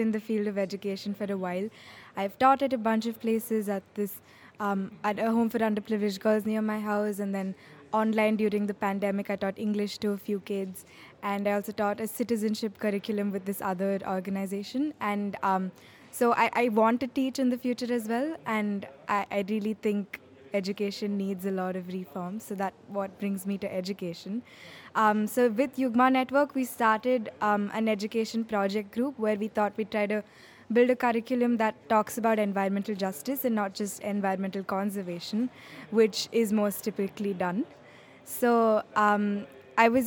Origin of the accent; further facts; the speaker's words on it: Bangalore, Karnataka, India; I'm from Bangalore, India.